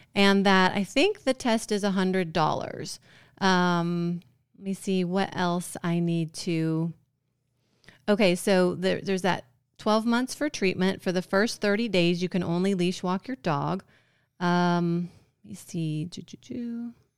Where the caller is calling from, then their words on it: Georgia, United States; I'm calling from Georgia.